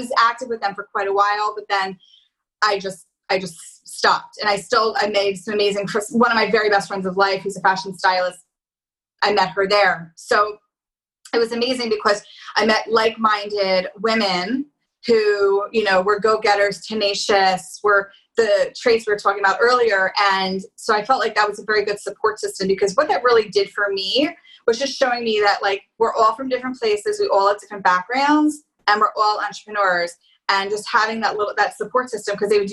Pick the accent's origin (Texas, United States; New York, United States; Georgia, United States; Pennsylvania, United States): Pennsylvania, United States; Philadelphia; I'm from Philly